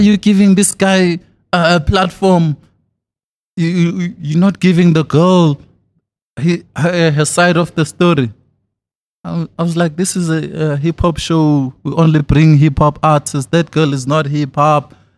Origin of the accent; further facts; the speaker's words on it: Thokoza, Gauteng, South Africa; I'm from Thokoza in the East Rand